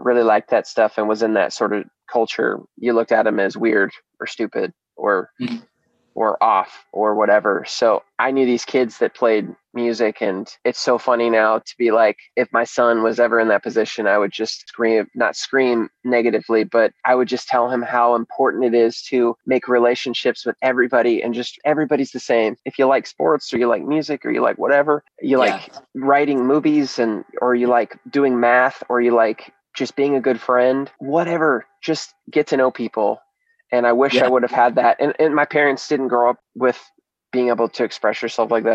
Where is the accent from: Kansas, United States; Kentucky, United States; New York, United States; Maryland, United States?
Kansas, United States; Hutchinson; I was from Hutchinson, Kansas